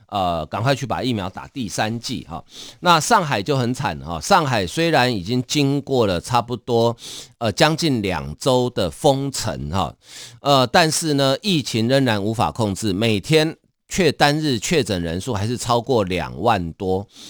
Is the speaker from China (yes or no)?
no; Taiwan; 我们台湾人对北欧了解真的不多啊